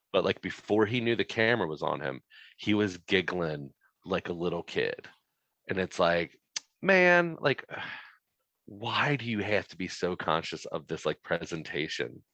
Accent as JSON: {"language": "English", "region": "Midwest", "country": "United States", "tie": "born or raised there", "said": "I'm in the Midwest. I born and raised in the Midwest"}